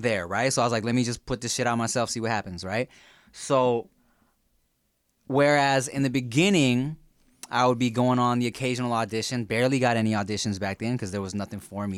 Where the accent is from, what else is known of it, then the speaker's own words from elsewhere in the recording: Long Beach, California, United States; also born or lived in Billings, Montana / Paramount, California; I've been in Long Beach and, uh, spent my, like, young adult life in Paramount from, like, high school upwards